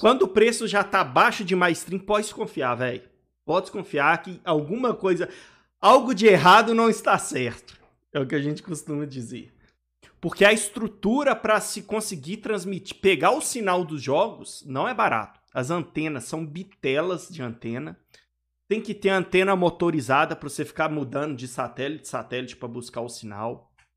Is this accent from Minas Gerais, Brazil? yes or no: yes; Belo Horizonte, Minas Gerais, Brazil; Eu sou aqui de BH